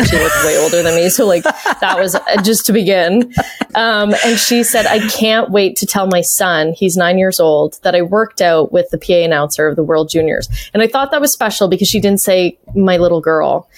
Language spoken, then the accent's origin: English; Canada; a Canadian fan back then